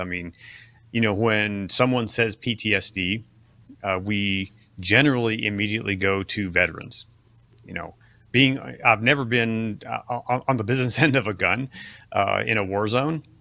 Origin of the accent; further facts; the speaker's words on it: Ohio, United States; grew up in, uh, what, what my kids call Amish country, or the Amish world in Ohio